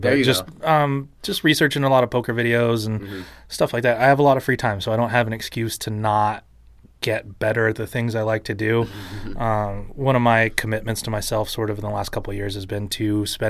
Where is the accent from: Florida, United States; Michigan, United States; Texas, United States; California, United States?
California, United States; Santa Barbara; also born or lived in Doylestown, Pennsylvania; My family moved to Santa Barbara when I was two and a half years old. {S3} Okay. {S2} And that's where I grew up.